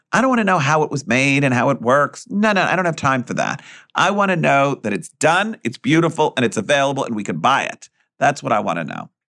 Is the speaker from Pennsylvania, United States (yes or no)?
no; New York, United States; I'm born and raised Greek, and I grew up in New York, and I went to school in New York